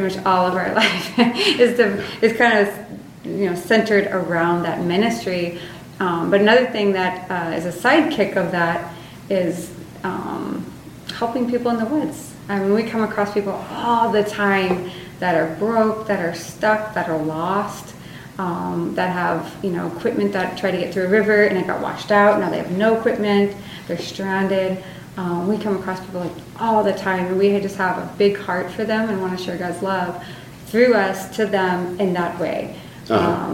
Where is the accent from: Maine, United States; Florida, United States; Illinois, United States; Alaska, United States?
Alaska, United States; growing up in Alaska